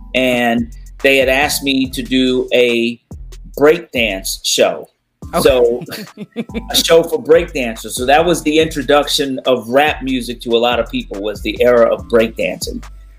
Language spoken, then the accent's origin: English; South Florida, United States; moved away as an adult; also born or lived in New York; now in DMV, United States; Born in New York, raised in South Florida, moved back to the DMV after high school.